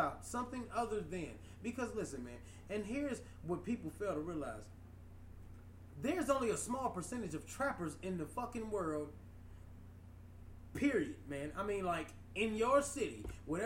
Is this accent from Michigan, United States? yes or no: yes; Highland Park, Michigan, United States; I'm literally like from Detroit, Highland Park